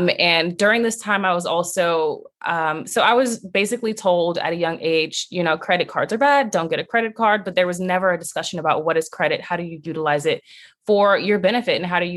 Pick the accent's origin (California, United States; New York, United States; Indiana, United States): California, United States; Long Beach; I was raised in Long Beach, California